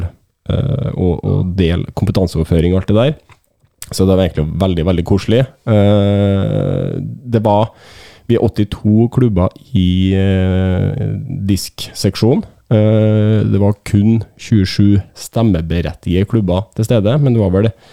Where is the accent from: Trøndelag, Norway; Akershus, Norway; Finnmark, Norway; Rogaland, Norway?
Trøndelag, Norway; jeg er trønder